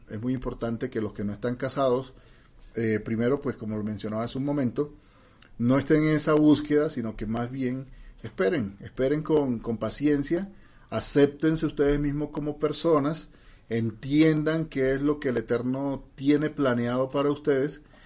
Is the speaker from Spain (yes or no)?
no; Barranquilla, Atlántico, Colombia; accent: costeño; moved away; yo soy de origen barranquillero costeño